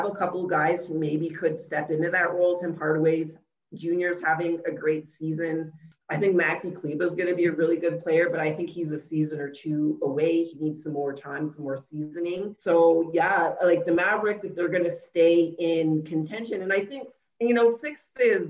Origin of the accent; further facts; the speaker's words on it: Canada; I'm from Canada.